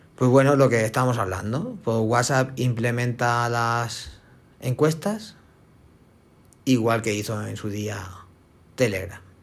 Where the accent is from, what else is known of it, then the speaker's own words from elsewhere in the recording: Spain; somos españoles